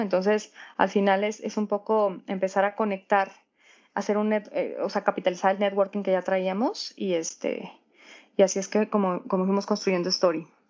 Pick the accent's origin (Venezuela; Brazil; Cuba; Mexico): Mexico; yo como mexicana